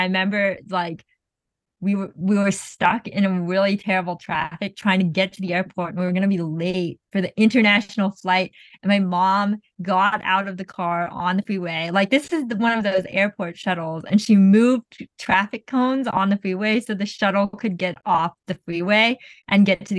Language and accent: English; Zanjan, Zanjan Province, Iran; It's like, I'm from Zanjan, which is, at the time, was a very pretty rural area.